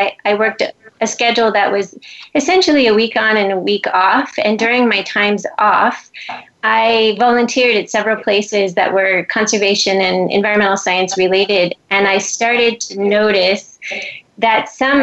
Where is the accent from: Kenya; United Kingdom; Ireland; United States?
United States; Southern California; now in Hawaii, United States; I grew up in Southern California